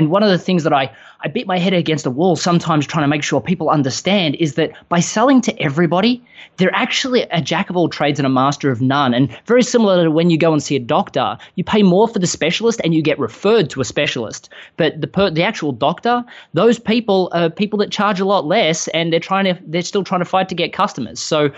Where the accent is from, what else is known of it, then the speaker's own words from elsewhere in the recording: Melbourne, Victoria, Australia; moved away as an adult; now in Austin, United States; I live in Austin, Texas, I'm not quite from around here. I grew up in Melbourne, Australia. In 2013, I spent the entire year traveling the world after some business successes in Australia and fell in love with a girl in America.